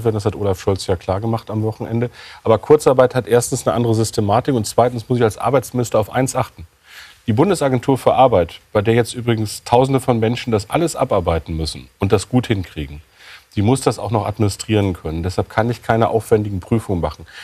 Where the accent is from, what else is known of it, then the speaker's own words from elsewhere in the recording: Lower Saxony, Germany; aus meinem Heimatland